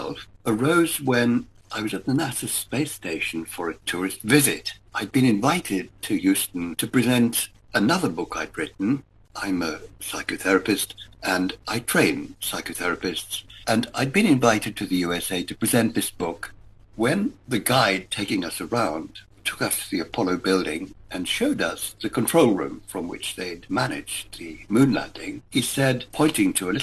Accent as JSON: {"language": "English", "town": "Johannesburg", "region": "Gauteng", "country": "South Africa", "tie": "born or raised there", "said": "We grew up in Joburg in the 1950s, under the shadow of the Holocaust"}